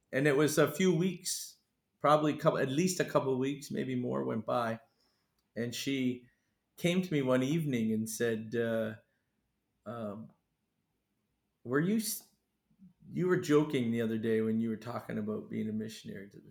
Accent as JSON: {"language": "English", "country": "Canada", "tie": "born or raised there", "also_born_or_lived": "Maine, United States", "moved": "as an adult", "lives_now": "Fiji", "said": "I was born in Maine and then moved across the border to Canada, where I really grew up till and stayed there till I was 18"}